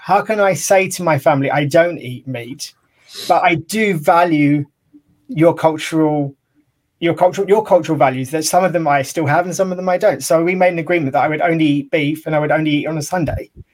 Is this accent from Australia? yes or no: no; United Kingdom; being British